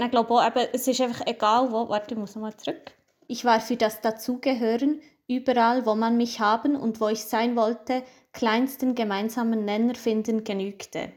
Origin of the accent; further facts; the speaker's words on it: Switzerland; dass ich hier bin geboren, aber halt Migrationshintergrund habe